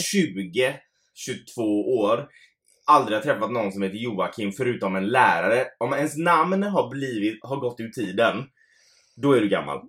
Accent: Gothenburg, Västra Götaland, Sweden; vi är från Göteborg

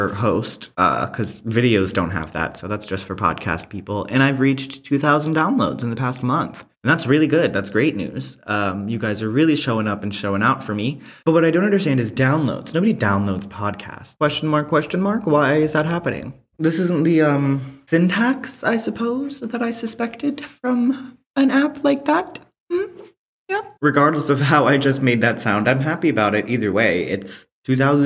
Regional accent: East Coast, United States; I'm from the East Coast

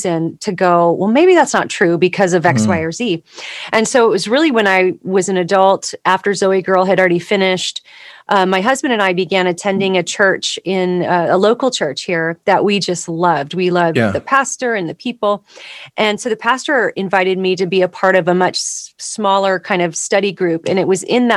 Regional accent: Southern California, United States; I grew up in Southern California

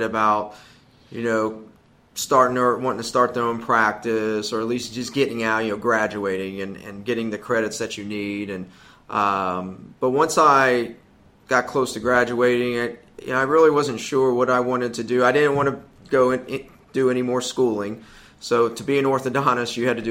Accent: Ohio, United States; moved away as an adult; also born or lived in Oklahoma / Greenville, South Carolina; we're both from Ohio originally

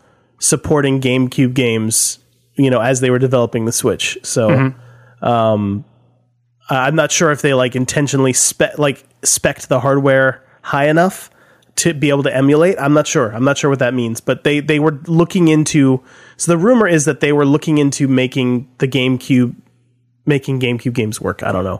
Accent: Nashville, Tennessee, United States; I grew up listening to in Nashville

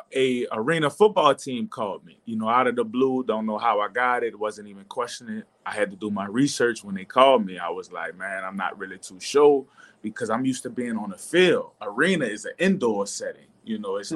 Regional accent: New Orleans, Louisiana, United States; I'm from New Orleans

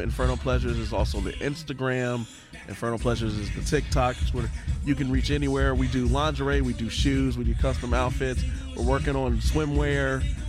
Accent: Tampa, Florida, United States; also born or lived in Orlando; I grew up in Tampa, moved back to Orlando to go to college.

